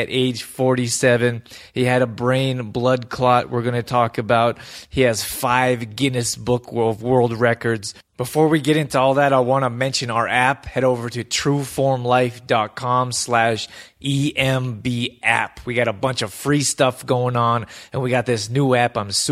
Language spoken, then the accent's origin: English; Calgary, Alberta, Canada; I grew up in Calgary